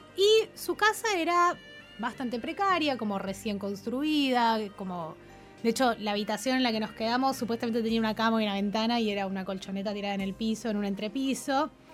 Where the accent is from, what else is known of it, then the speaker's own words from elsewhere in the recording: Argentina; somos argentinos